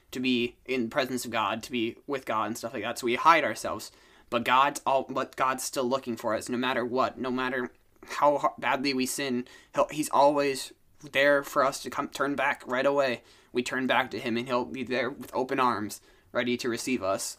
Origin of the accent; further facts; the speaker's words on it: Duluth, Minnesota, United States; I'm born and raised here in Duluth, Minnesota